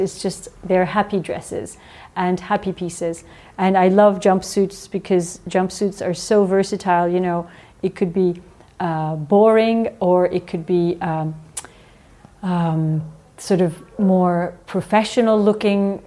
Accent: Strasbourg, Grand Est, France; when I was born in France

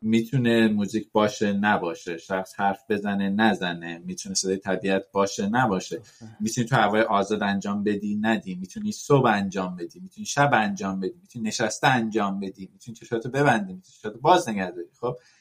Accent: Iran; ما تو ایران حالا توش بزرگ شدیم

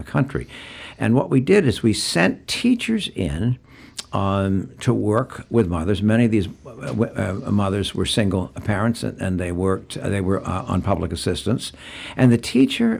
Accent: Gloucester, Massachusetts, United States; I grew up here

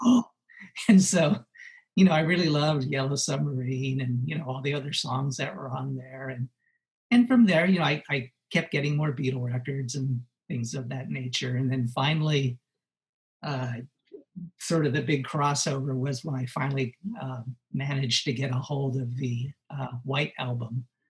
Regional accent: Los Angeles, California, United States; I grew up in Los Angeles

